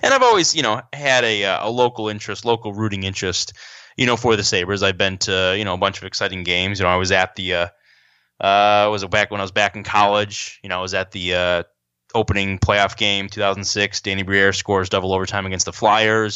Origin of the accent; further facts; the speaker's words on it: Rochester, New York, United States; I grew up in Rochester, New York